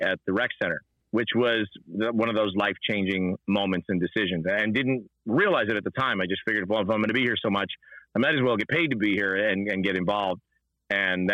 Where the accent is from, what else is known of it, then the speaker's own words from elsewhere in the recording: Rahway, New Jersey, United States; I grew up in Rahway, New Jersey. And so North Jersey, not too far out of New York City